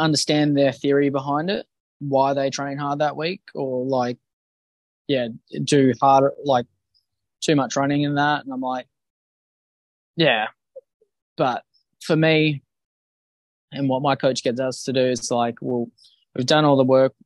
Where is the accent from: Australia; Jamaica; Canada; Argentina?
Australia; Bunbury, Western Australia; now in Perth, Australia; I'm from Perth, uh, originally from Bunbury.